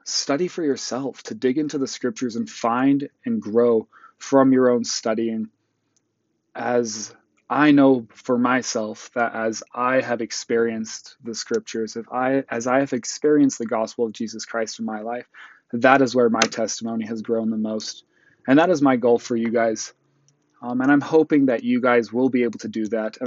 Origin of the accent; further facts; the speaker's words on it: Utah, United States; also born or lived in South Africa / Botswana; I moved to Utah, right before I turned 8.